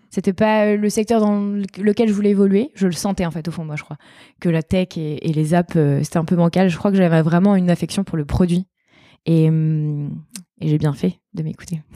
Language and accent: French; countryside near Angers, Pays de la Loire, France; now in Bordeaux, France; J'ai grandi dans la campagne à Angers, dans un tout petit village de 2000 habitants